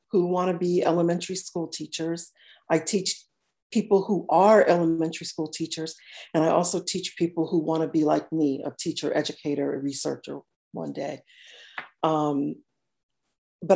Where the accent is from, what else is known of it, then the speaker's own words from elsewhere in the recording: Norwalk, Stamford, Connecticut, United States; moved away as an adult; also born or lived in Georgia; I am originally from Norwalk, Stamford, Connecticut.